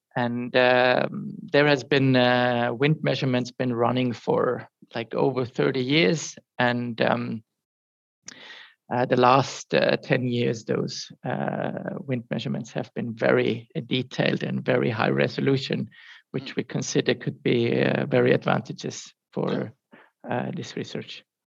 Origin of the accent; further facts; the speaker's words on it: surroundings of Munich, Bavaria, Germany; I'm originally from from Germany, from um, the surroundings of Munich, and grew up close to the Alps